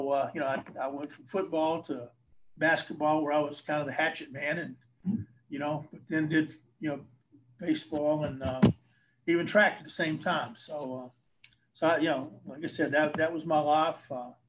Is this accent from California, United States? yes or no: no; Eau Gallie, Florida, United States; also born or lived in Gadsden, Alabama / Fort Walton Beach; I was born in North Alabama, up in Gadsden up there, but was 3 months old when my family moved to Florida. So I am basically Florida in nature because of that.